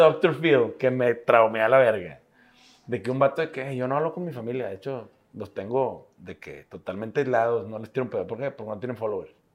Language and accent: Spanish; Monterrey, Nuevo León, Mexico; somos regios